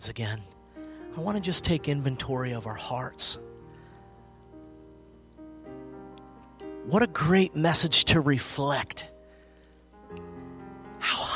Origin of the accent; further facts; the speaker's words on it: United States; born and raised. With the exception of about 6 years, I lived outside of the state